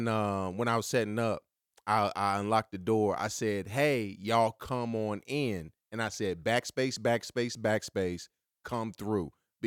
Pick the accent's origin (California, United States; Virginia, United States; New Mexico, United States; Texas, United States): Virginia, United States; Martinsville; the company is out of my hometown, Martinsville, Virginia.